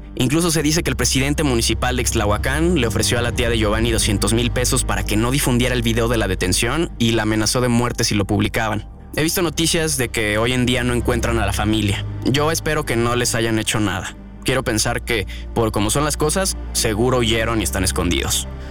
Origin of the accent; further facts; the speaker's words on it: Mexico